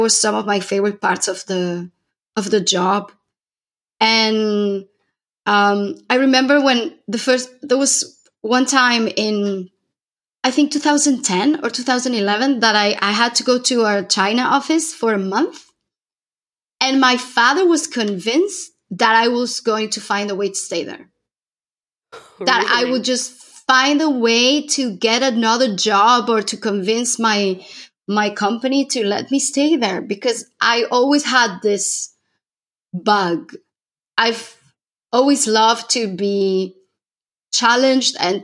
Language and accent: English; Córdoba, Andalusia, Spain; moved away as an adult; also born or lived in Dubai; I am originally from Cordoba in southern Spain, where I am right now.